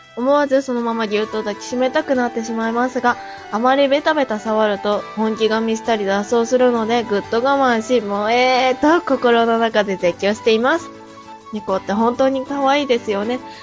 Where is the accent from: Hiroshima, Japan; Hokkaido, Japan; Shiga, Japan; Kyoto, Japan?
Hokkaido, Japan; 暑さにど、弱い道民